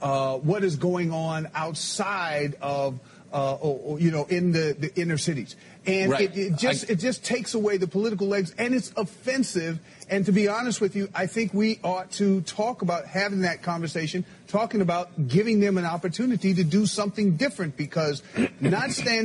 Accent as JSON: {"language": "English", "country": "United States", "said": "as an American"}